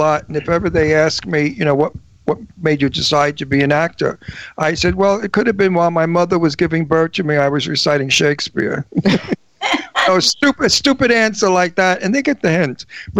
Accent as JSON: {"language": "English", "town": "New York City", "region": "New York", "country": "United States", "moved": "yes", "lives_now": "Los Angeles, United States", "said": "I'm from Brooklyn."}